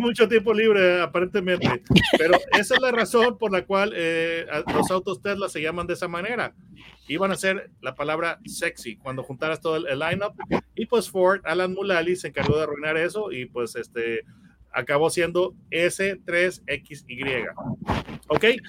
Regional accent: Mexico; yo, soy, mexicano

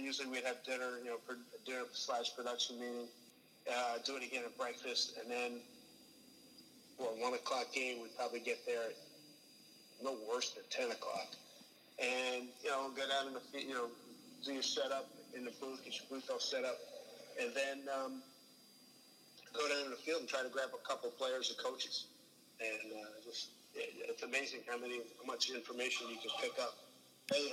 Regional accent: Philadelphia, Pennsylvania, United States; growing up in Philly

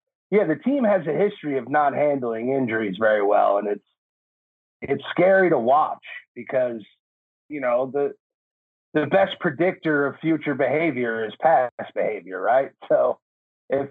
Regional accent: New Jersey, United States; moved away as an adult; now in California, United States; I was born and raised in Jersey. Like you said, I moved out to California in 07

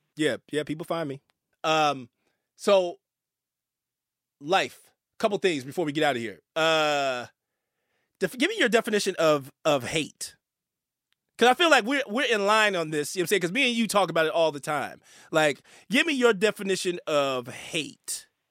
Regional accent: Northern California, United States; I'm from California, right, Northern California

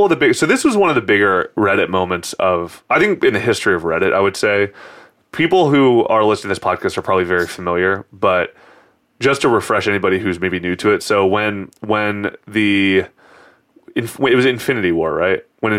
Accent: San Francisco, California, United States; Growing up in San Francisco.

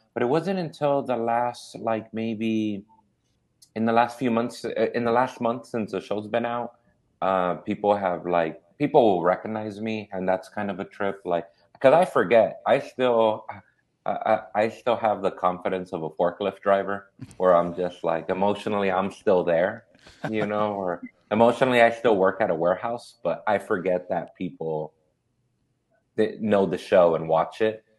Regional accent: Inglewood, California, United States; also born or lived in South Central, Los Angeles; I grew up in Inglewood and South Central.

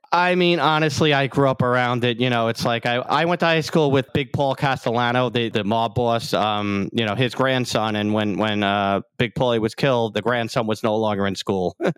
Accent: New York City, New York, United States; also born or lived in Queens, New York / Howard Beach, New York; I grew up in Staten Island

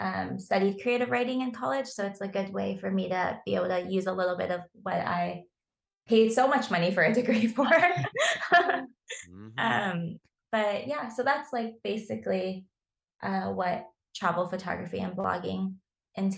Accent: Southern California, United States; I grew up in Southern California

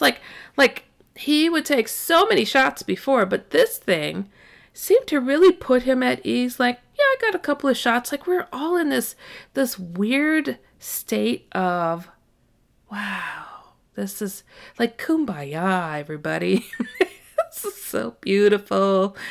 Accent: Midwest, United States; I was raised in the Midwest

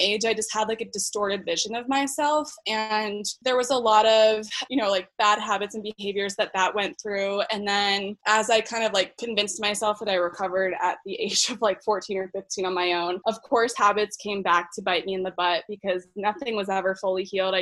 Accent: Philadelphia, Pennsylvania, United States; moved away as an adult; now in Denver, United States; I grew up in the Philly area right outside and went to college there to Villanova

